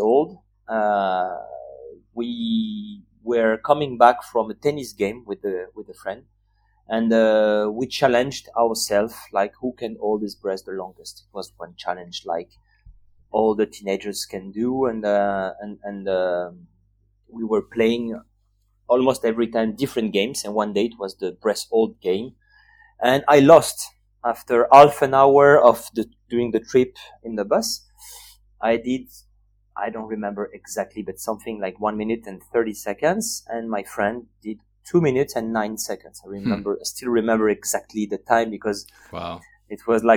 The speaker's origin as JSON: {"language": "English", "town": "Nice", "region": "Provence-Alpes-Côte d'Azur", "country": "France", "tie": "born or raised there", "said": "I was born in 1982 in Nice. This is the city where I grew up, by the Mediterranean Sea"}